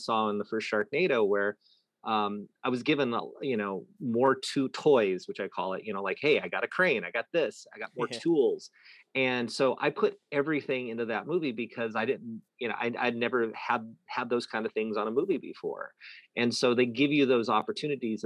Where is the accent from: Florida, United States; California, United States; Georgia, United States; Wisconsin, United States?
California, United States; Antioch; now in Los Angeles, United States; growing up in that town